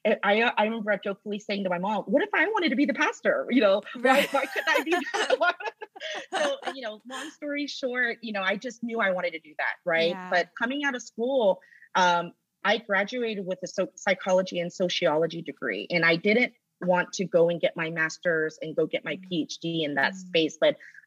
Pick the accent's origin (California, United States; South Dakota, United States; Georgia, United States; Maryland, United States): Georgia, United States; Roswell; I grew up in Atlanta. I grew up in Roswell. I did all of my schooling from elementary to college here in Georgia